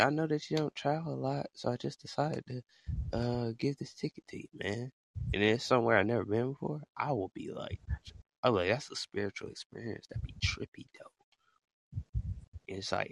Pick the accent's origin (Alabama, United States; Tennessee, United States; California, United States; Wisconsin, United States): Alabama, United States; I am from Alabama